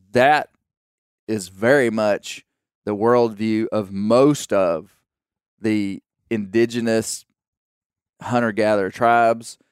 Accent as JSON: {"language": "English", "country": "United States", "said": "I'm an American citizen."}